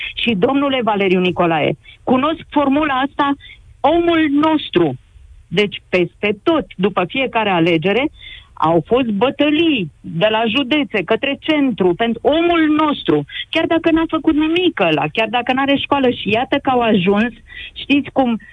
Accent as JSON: {"language": "Romanian", "town": "Râmnicu Vâlcea", "region": "Vâlcea County", "country": "Romania", "said": "aici, la Râmnicu Vâlcea, de unde sunt eu"}